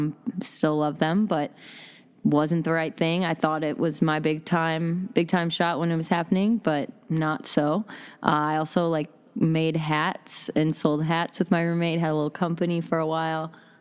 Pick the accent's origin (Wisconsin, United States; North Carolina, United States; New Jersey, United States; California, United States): Wisconsin, United States; I came from Wisconsin, yeah. Hip-hop mecca.